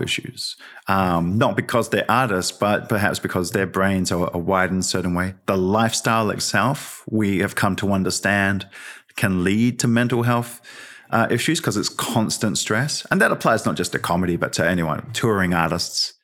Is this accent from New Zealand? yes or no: yes; Wellington, New Zealand; also born or lived in Lower Hutt, New Zealand; I'm from the Hutt and Newtown and Wellington